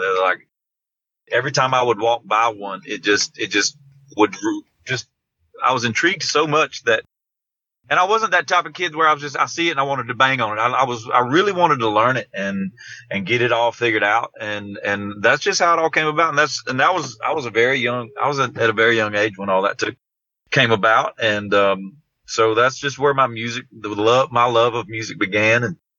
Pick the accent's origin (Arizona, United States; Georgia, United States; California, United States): Georgia, United States; that just seemed to be what you were supposed to do growing up in South Georgia was graduate high school, get a job, get married, build a house, have some kids.